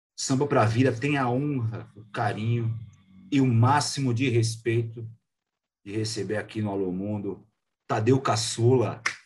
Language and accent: Portuguese; São Paulo, Brazil; eu como paulista